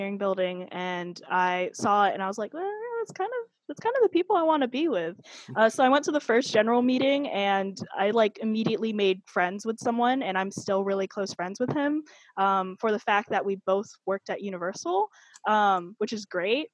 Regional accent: Virginia, United States; now in Florida, United States; So I'm actually originally from Virginia

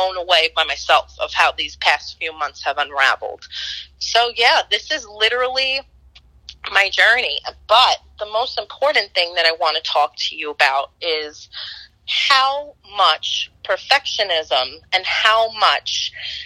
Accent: New York City, New York, United States; growing up in Roman Catholic Brooklyn, New York

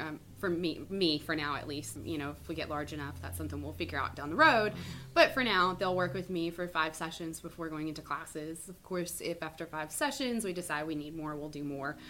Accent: Mississippi, United States; moved away as an adult; now in Charleston, United States; I am born and raised in Mississippi

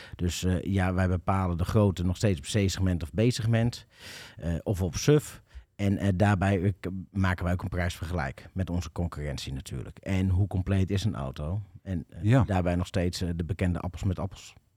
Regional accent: Emmeloord, Flevoland, Netherlands; also born or lived in Doetinchem area, Achterhoek; now in Doetinchem, Netherlands; Ik ben geboren en getogen in Emmeloord, in de polder

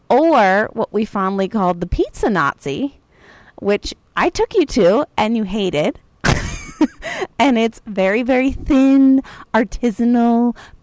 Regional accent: San Francisco, California, United States; I grew up in San Francisco. Not only did I grow up in San Francisco, but I grew up... I grew up with a family of foodies.

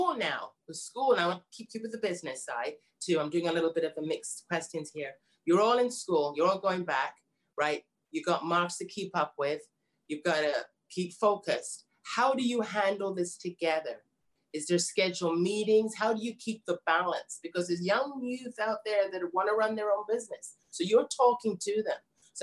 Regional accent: United Kingdom; Lavanora, that's British, I'm British.

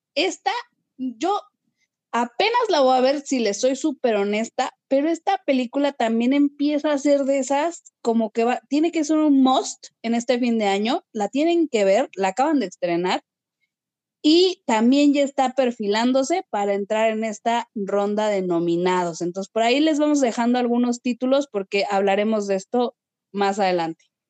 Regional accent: Mexico

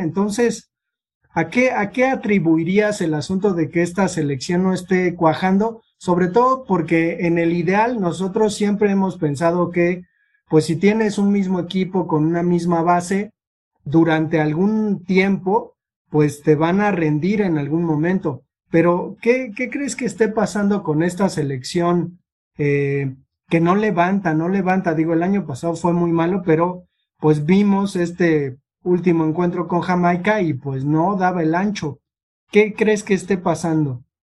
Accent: Mexico; como mexicanos

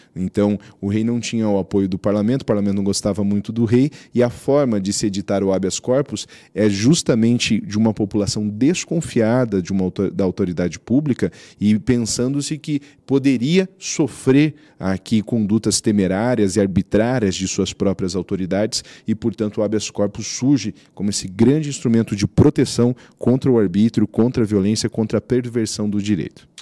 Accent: Brazil; que nasci brasileiro

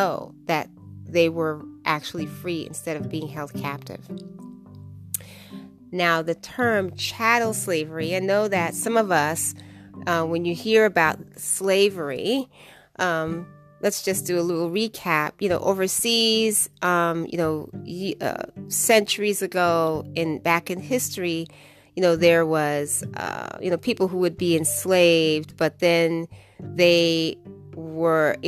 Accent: United States; I am African American

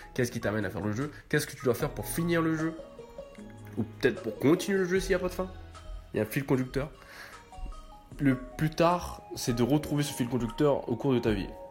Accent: France; pour moi en tant que Français

